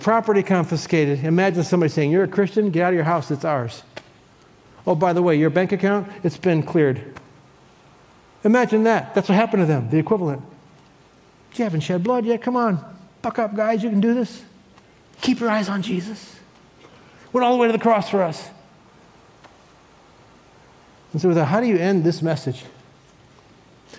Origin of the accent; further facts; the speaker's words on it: Cleveland, Ohio, United States; I was born in 1956 in Cleveland, Ohio